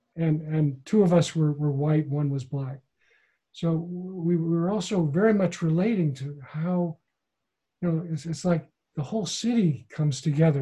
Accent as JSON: {"language": "English", "region": "Midwest", "country": "United States", "tie": "born or raised there", "said": "my hometown mm-hmm. in the Midwest"}